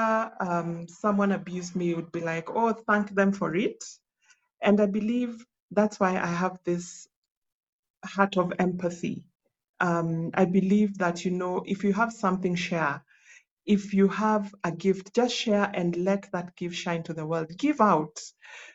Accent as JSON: {"language": "English", "region": "Nyanza", "country": "Kenya", "also_born_or_lived": "South Sudan", "said": "where I come from Nyanza. I come from the mighty Luo Nation"}